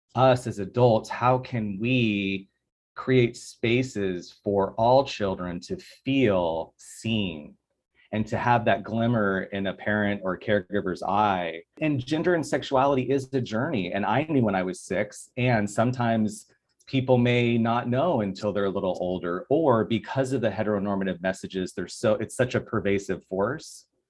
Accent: Tucson, Arizona, United States; now in Los Angeles, United States; I'm from Tucson

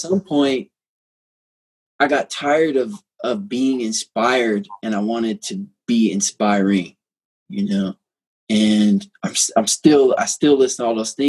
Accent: United States; growing up in America

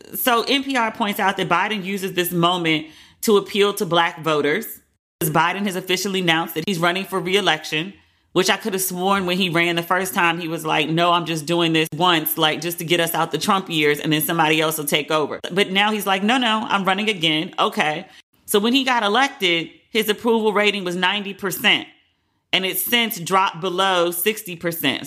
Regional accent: United States; also born or lived in Cape Town, South Africa; now in London, United Kingdom; as an American

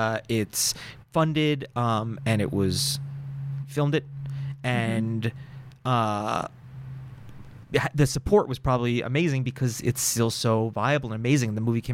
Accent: New York, United States; So California was new to me. I came from New York

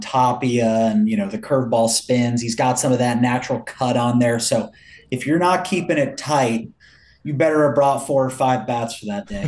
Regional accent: Milwaukee, Wisconsin, United States; I was born in Milwaukee

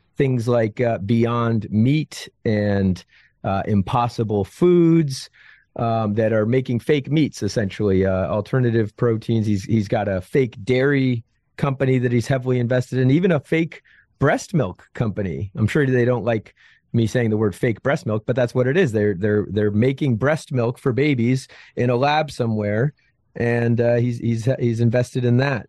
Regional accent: outside of Albany, upstate New York, United States; I was born in, uh, upstate New York, outside of Albany, Albany, New York

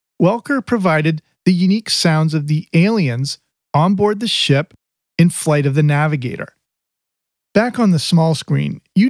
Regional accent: England, United Kingdom; growing up in England.

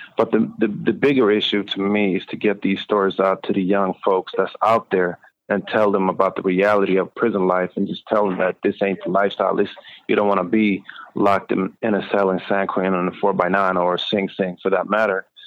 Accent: Sweden; moved away as an adult; also born or lived in United States; I grew up in Sweden

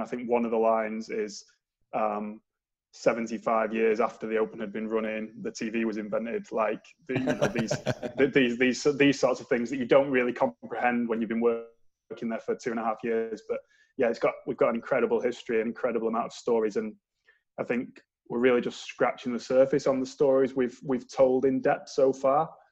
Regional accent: Manchester, North West England, United Kingdom; moved away as an adult; now in St Andrews, United Kingdom; I moved from Manchester, as the accent probably gives me away that I'm not Scottish

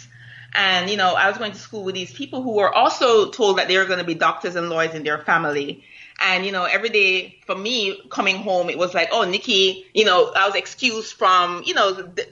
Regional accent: Kingston, Jamaica; now in United States; I was growing up in Vineyard Town

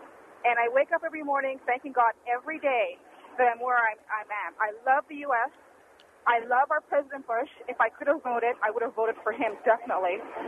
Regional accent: Canada; born or raised there; moved away as an adult; also born or lived in Jamaica; now in San Diego, United States

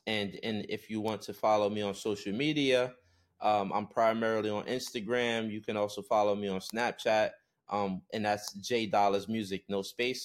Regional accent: New York, United States; I come from New York, and that's the U S

